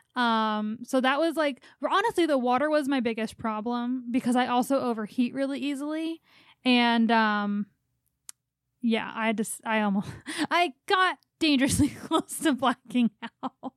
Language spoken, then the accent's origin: English; Philadelphia, Pennsylvania, United States; unless you're from Philly, you don't know where Mayfair is, which is where I grew up